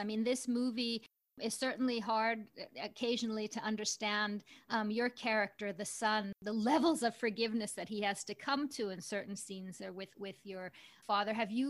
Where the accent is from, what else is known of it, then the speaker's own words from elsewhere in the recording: United States; So we're American born. We have the Scandinavian part. I understand you have a Spanish connection. My mother was from Spain.